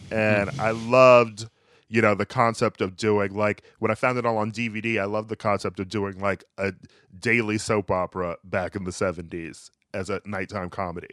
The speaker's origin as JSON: {"language": "English", "town": "Milwaukee", "region": "Wisconsin", "country": "United States", "moved": "yes", "said": "I'm from Milwaukee."}